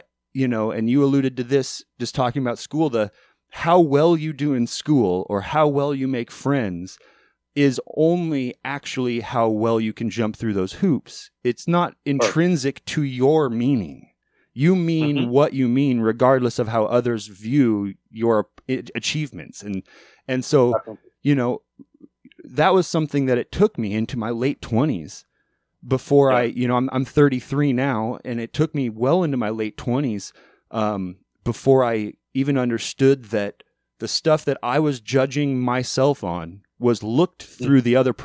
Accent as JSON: {"language": "English", "region": "Alaska", "country": "United States", "tie": "born or raised there", "moved": "as an adult", "lives_now": "Oregon, United States", "said": "I left Alaska to move to Oregon to form a band"}